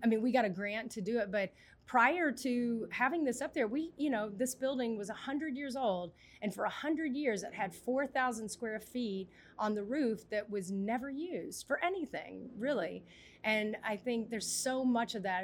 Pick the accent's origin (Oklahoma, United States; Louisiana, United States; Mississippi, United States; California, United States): Mississippi, United States; I grew up in Mississippi, a lot of farmland